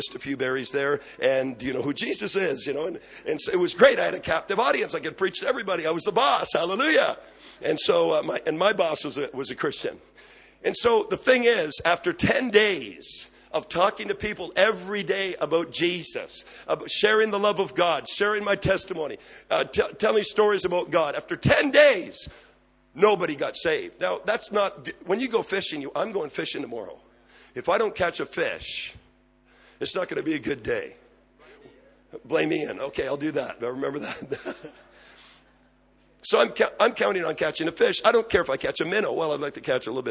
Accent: Quebec, Canada; moved away as an adult; also born or lived in Abbotsford, British Columbia; now in British Columbia, Canada; I'm from Quebec

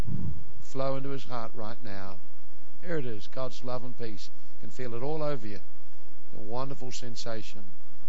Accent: Ireland; I know I'm from Ireland

